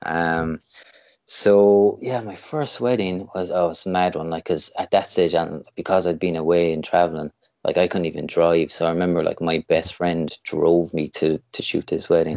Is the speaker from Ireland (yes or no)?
yes; Limerick, Munster, Ireland; also born or lived in Canada; I'm from Limerick in, in Ireland, which is kind of o, over kind of West Coast side.